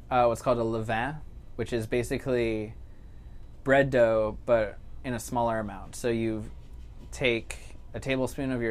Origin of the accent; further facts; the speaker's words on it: Chicago, Illinois, United States; also born or lived in New York City; now in Jackson, United States; I grew up in Chicago and lived in New York City for a while